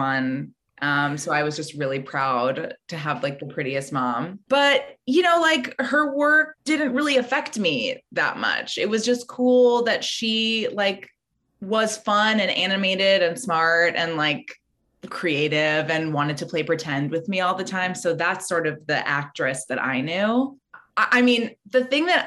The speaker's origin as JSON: {"language": "English", "town": "Los Angeles", "region": "California", "country": "United States", "tie": "born or raised there", "said": "I grew up in Los Angeles and my mom was and is an actress."}